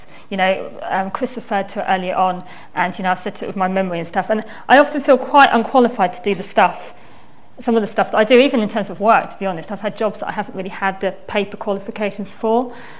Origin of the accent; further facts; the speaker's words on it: Norfolk, East of England, United Kingdom; moved away as an adult; now in London, United Kingdom; I moved in with Hilda and Davina. So I'm a country girl from Norfolk.